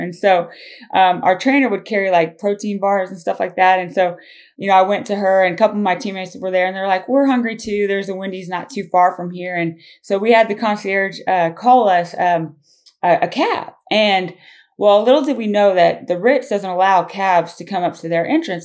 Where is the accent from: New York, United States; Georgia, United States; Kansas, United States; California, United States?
Kansas, United States; Claflin; moved away; growing up in Claflin is a huge reason, um, why I'm here today